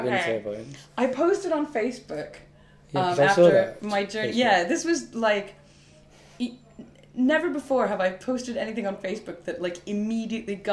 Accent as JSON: {"language": "English", "town": "Brooklyn", "region": "New York", "country": "United States", "said": "but like you have to be blunt with me because I'm from Brooklyn."}